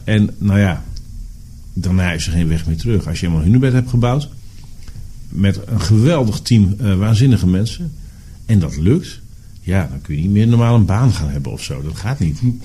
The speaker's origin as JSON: {"language": "Dutch", "town": "Borger", "region": "Drenthe", "country": "Netherlands", "tie": "born or raised there", "said": "Diep, diep in de binnenlanden van Drenthe."}